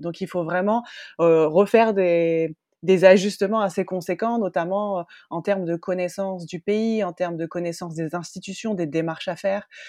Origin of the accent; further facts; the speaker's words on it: northern France, France; moved away as an adult; also born or lived in United States / Australia; je suis originaire du nord de la France